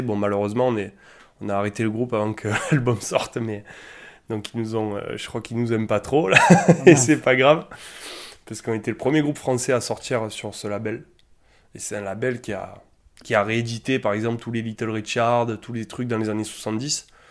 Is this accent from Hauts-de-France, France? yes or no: no; Alès, Occitania, France; on, on vient tous d'Alès